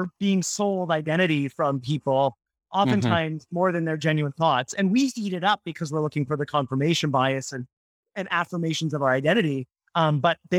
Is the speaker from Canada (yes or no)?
yes; Canada; now in New York, United States; I'm from Canada. And I was a kid when they won the World Series